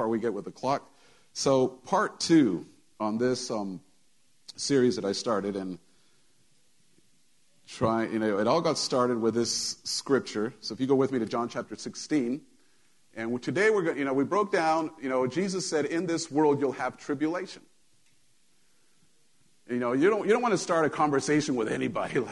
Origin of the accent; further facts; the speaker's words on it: United States; I'm an American